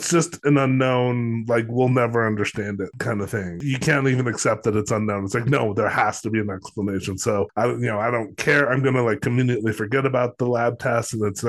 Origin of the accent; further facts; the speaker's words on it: Los Alamos, New Mexico, United States; a lot of people I grew up with in Los Alamos